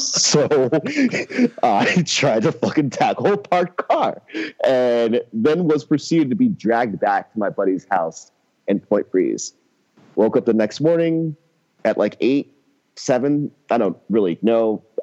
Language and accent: English; Philadelphia, Pennsylvania, United States; as is your responsibility as a Philadelphian.